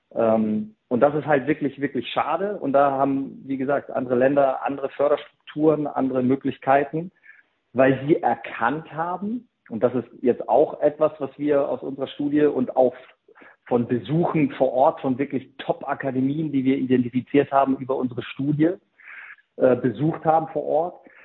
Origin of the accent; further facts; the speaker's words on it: Germany; bei uns in Deutschland